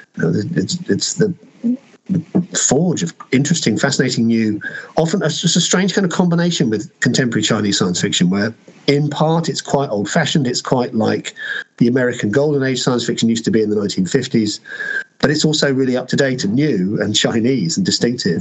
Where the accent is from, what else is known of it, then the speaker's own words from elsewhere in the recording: United Kingdom; I am a British science fiction writer